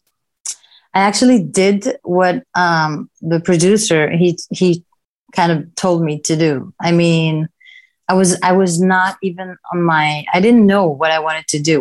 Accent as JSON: {"language": "English", "town": "Kiryat Gat", "region": "Southern District", "country": "Israel", "tie": "born or raised there", "also_born_or_lived": "Tel Aviv, Israel", "first_language": "Hebrew", "second_language": "English", "moved": "as an adult", "lives_now": "Los Angeles, United States", "said": "I was born and raised in Israel, the south of Israel, actually. It's a city called Kiryat Gat, and it's a very small town."}